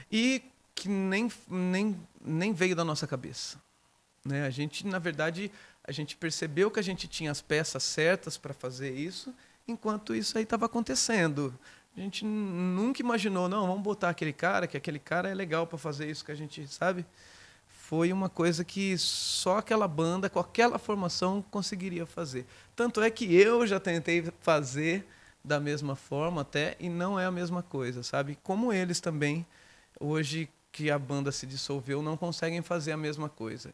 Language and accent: Portuguese; Descalvado, São Paulo, Brazil; also born or lived in Bauru; nasci em Bauru e fui criado em Descalvado.